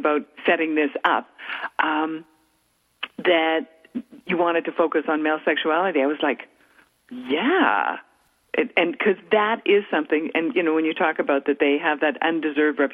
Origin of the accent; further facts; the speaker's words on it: Calgary, Alberta, Canada; moved away; Calgary, my hometown